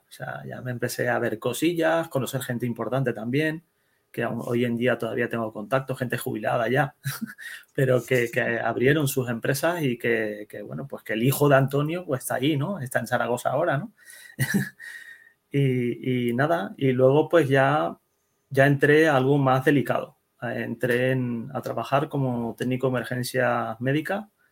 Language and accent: Spanish; Netherlands; Yo nací en Holanda, ¿vale? Yo soy hijo de inmigrantes